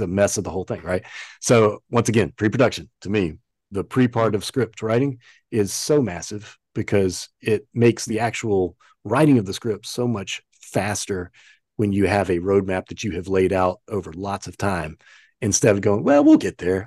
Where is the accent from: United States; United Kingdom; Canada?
United States; the South; accent: Southern; also born or lived in Los Angeles; now in Charlotte, United States; I know you guys couldn't tell by my accent, you know, that I came from the South